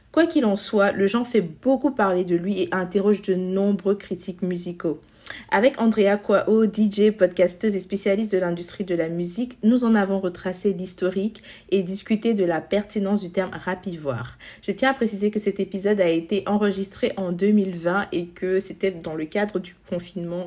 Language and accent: French; Côte d’Ivoire; notre culture en tant qu'ivoirien